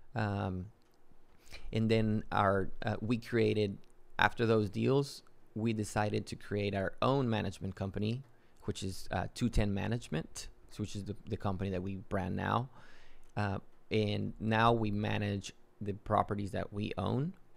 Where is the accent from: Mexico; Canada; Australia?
Mexico; Matamoros, Tamaulipas; moved away as an adult; also born or lived in Yucatán, Mexico / Texas, United States; now in San Antonio, United States; I grew up in Mexico. I'm originally from Yucatan in Mexico. Uh, I grew up in Matamoros. Went to school to high school all the way through high school in Mexico. Came to the U.S. for college.